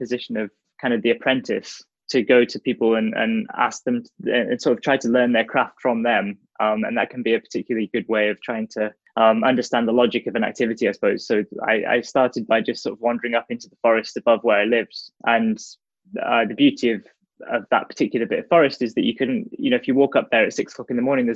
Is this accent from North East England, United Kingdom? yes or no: yes; the Northeast, North East England, United Kingdom; growing up in the Northeast